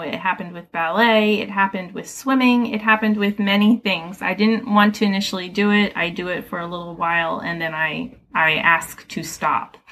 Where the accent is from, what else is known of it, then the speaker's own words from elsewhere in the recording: Philadelphia, Pennsylvania, United States; I grew up right here in Philadelphia. I grew up in West Philly, actually, over by Penn and Drexel